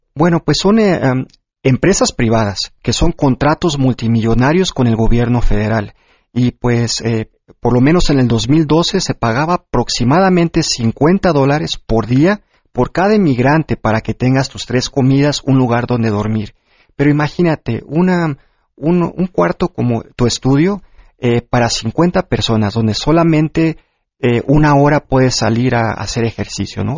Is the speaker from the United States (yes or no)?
yes; Corpus Christi, Texas, United States; moved away as an adult; now in Mexico City, Mexico; Yo nací en la Ciudad de México. Y a los cuatro años llegué a Corpus Christi, Texas, donde prácticamente viví toda mi